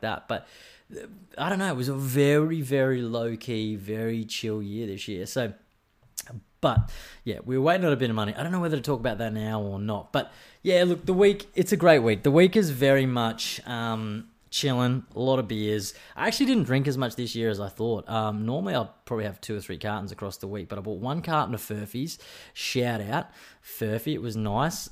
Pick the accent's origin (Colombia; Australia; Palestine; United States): Australia; Brisbane, Queensland; now in Sunshine Coast, Australia; I come from Brisbane